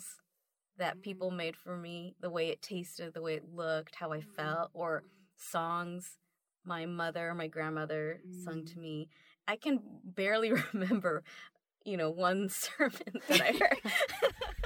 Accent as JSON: {"language": "English", "country": "United States", "said": "as a Japanese American woman"}